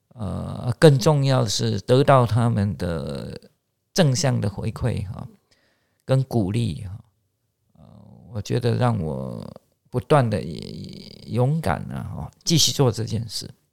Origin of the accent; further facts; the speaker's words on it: Chiayi, Taiwan; 我是嘉义人